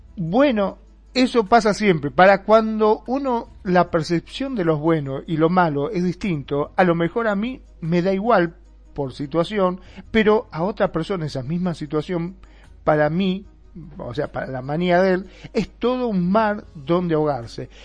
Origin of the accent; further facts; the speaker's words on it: Argentina; en mi país también, en Argentina